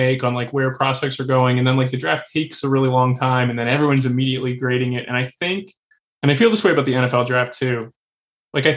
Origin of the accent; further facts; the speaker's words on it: Maryland, United States; I grew up in Maryland